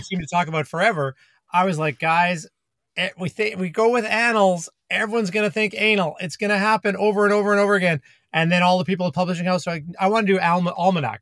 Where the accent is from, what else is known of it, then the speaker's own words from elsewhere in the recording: Calgary, Alberta, Canada; moved away; where I grew up in Canada, in Calgary